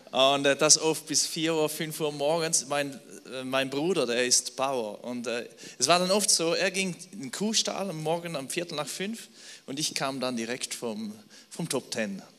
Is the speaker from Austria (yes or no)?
no; Switzerland; Also ich bin Schweizer, ich kann auch auf Schweizerdeutsch sprechen, wenn ihr wollt.